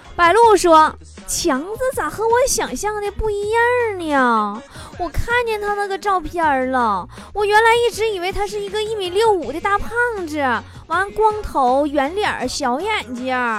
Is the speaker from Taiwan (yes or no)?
no; Northeast China, China; accent: Northeastern (Dongbei); 我说话也是东北味儿， 我就是东北人呐